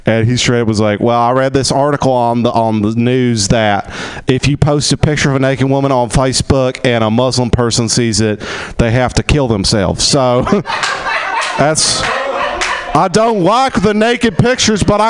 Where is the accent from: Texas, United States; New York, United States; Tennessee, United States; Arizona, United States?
Texas, United States; now in Los Angeles, United States; I grew up in Texas in the oil fields